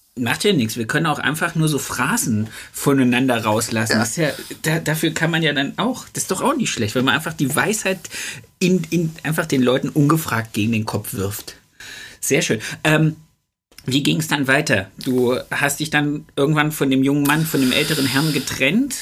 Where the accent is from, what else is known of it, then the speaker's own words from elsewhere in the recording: Nordhausen, Thuringia, Germany; ich komme ja aus Nordhausen am Rande des Harzes